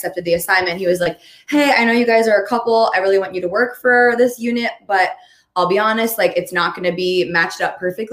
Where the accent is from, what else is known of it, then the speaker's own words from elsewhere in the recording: Baltimore, Maryland, United States; I'm from Baltimore. I'm from Maryland, lived there my whole life, born and raised